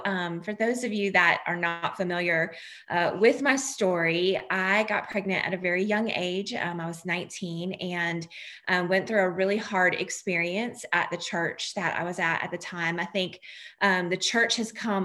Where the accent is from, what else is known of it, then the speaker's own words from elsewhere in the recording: North Carolina, United States; right here in my hometown